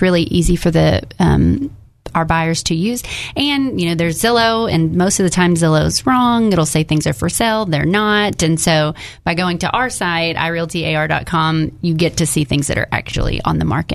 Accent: Jacksonville, Arkansas, United States; now in North Little Rock, United States

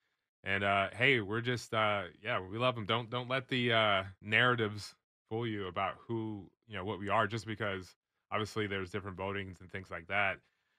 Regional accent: Georgia, United States; now in Austin, United States; I'm from the South, so we love our guns in the South. You know, I'm from Georgia, so I have plenty of rural Black family that love their shotguns, love their guns.

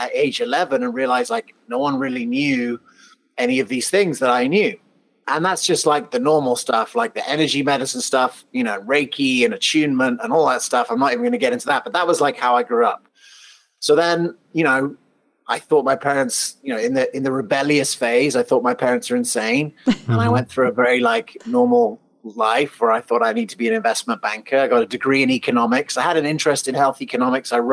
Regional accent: England, United Kingdom; moved away; also born or lived in Colorado / South Africa; I was actually born in Colorado. I grew up in England and South Africa.

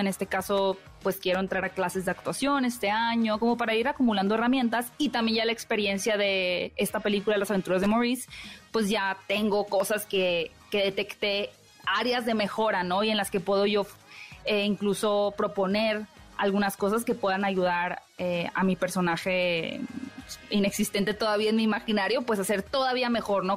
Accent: Hermosillo, Sonora, Mexico; yo soy norteña de Hermosillo

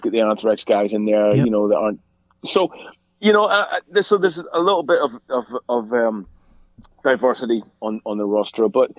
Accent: Ireland; I mean, it was really two bands for me, being Irish, and they were both Irish bands, you know, just because they belonged to us, you know.

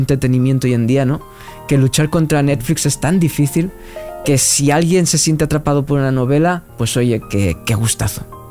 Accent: Tarragona, Catalonia, Spain; moved away as an adult; also born or lived in Alicante / Cuba; now in Madrid, Spain; yo soy de Tarragona, después viví en Alicante, he vivido en Cuba

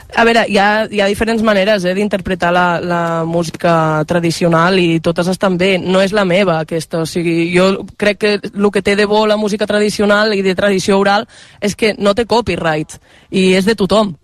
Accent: Val d'Aran, Catalonia, Spain; first language Aranese; Catalan is a second language; els aranesos som una mica terra de ningú i de tothom

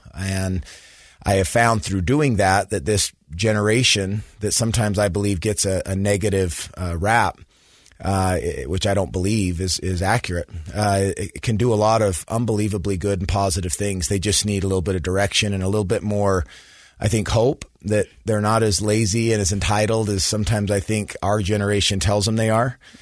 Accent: Sandy, Utah, United States; I grew up in Sandy, Utah, so went to Skyline High School, graduated from the University of Utah.

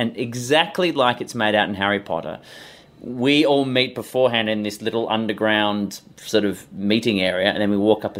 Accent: Perth, Western Australia, Australia; now in Melbourne, Australia; I was born in Perth on the West Coast, but currently living in Melbourne on the East Coast.

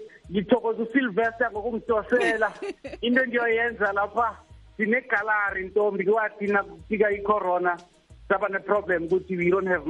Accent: South Africa; Because that's what defines us as South African.

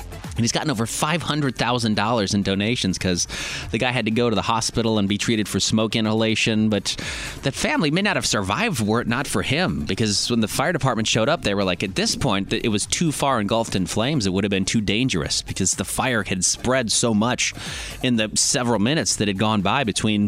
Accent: Indiana, United States; moved away; my home state

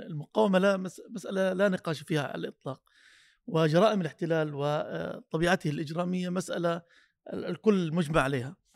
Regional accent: Palestine; نحن نقول اننا كفلسطينيين بحاجه ان ننظم آه، ردود فعلنا

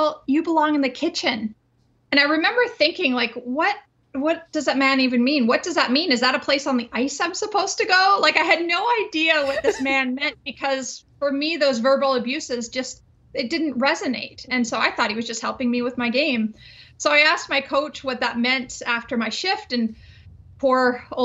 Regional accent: Winnipeg, Manitoba, Canada; I grew up in Winnipeg where, as people know, it can be quite chilly

